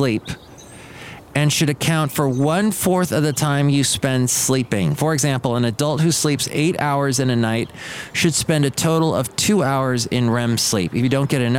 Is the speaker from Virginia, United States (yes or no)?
no; California, United States; I grew up in California